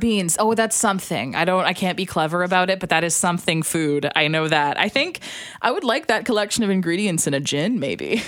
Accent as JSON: {"language": "English", "region": "Alberta", "country": "Canada", "said": "I'm from Alberta"}